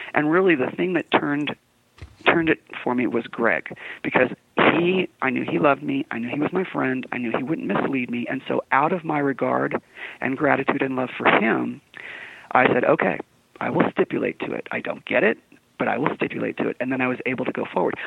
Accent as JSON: {"language": "English", "town": "San Diego", "region": "California", "country": "United States", "tie": "born or raised there", "moved": "as an adult", "lives_now": "Utah, United States", "said": "I was born and raised in San Diego"}